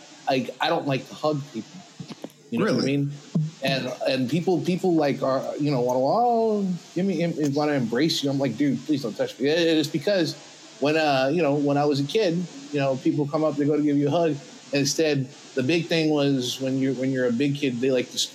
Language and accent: English; New York, United States; I'm a New Yorker